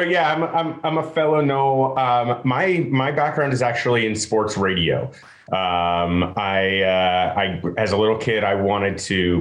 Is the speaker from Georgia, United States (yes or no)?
yes; Atlanta, Georgia, United States; also born or lived in Denver / Los Angeles / Houston; I grew up here in Atlanta